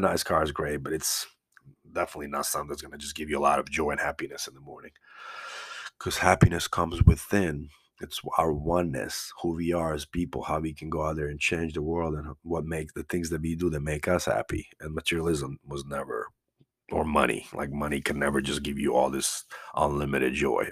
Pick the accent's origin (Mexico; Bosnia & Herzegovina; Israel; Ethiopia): Bosnia & Herzegovina; Banja Luka, Republika Srpska; moved away; also born or lived in Croatia; I'm from Banja Luka, uh, it was former Yugoslavia